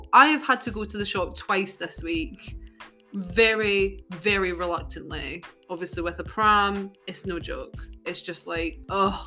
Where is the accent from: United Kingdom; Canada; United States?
United Kingdom; us as British people